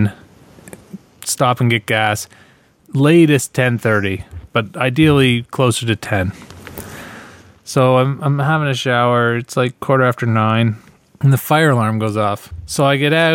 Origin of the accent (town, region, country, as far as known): Ontario, Canada